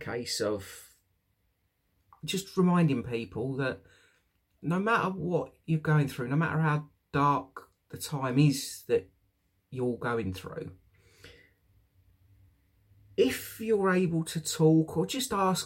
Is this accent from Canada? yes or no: no; United Kingdom; also born or lived in London / Essex; now in East Midlands, United Kingdom; I'm from the South myself, London, Essex, that area.